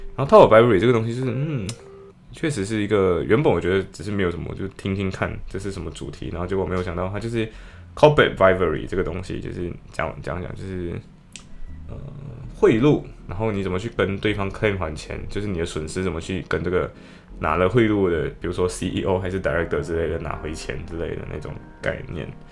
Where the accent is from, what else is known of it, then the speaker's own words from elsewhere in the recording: Malaysia; now in Liverpool, United Kingdom; 我不是武汉人，就是马，两个马来西亚人